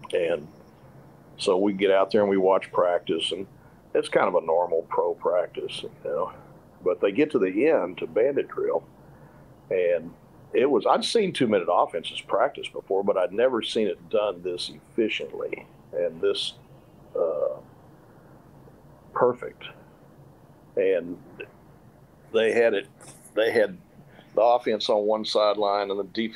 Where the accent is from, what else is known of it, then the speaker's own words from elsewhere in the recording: Texas, United States; I'm from Texas, and I grew up playing in the late 60s and through the mid 70s